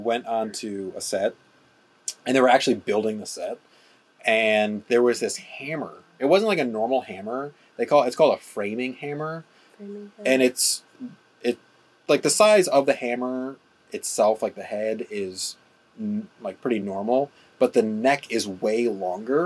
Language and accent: English; Chicago, Illinois, United States; We're from Chicago